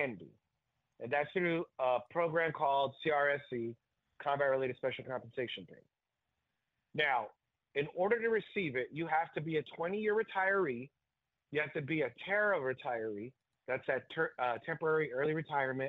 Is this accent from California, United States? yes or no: yes; California, United States; my hometown in California